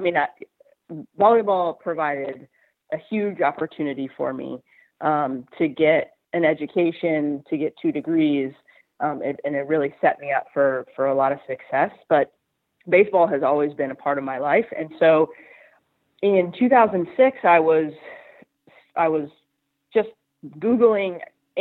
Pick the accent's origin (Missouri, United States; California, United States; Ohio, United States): California, United States; San Diego; moved away as an adult; now in Carolina, United States; I grew up in San Diego.